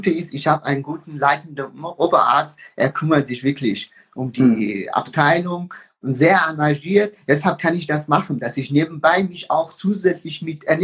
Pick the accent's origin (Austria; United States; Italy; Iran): Iran; moved away as an adult; now in Germany; Ich bin äh, mit 19 aus dem Iran geflüchtet.